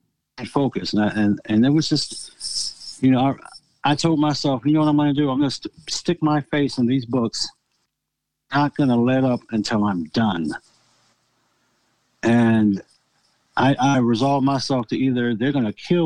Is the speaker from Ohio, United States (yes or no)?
yes; Akron, Ohio, United States; also born or lived in North Canton, Ohio; I went to West Virginia High School in West Akron